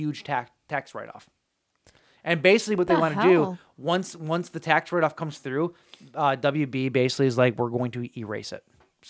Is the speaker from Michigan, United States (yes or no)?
yes; Michigan, United States; I'm from Michigan.